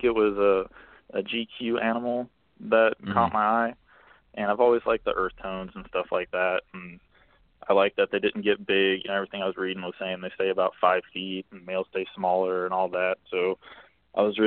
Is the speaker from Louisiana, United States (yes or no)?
no; Florida, United States; growing up in Florida